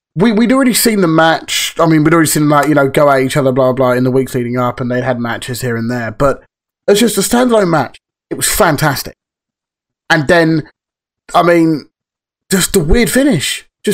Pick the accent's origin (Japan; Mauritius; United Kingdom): United Kingdom; England; sort of rubbish bin. We're English.